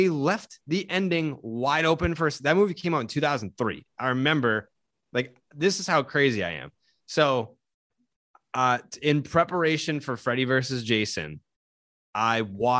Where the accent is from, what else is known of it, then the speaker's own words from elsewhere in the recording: North Shore, Massachusetts, United States; I grew up in the North Shore.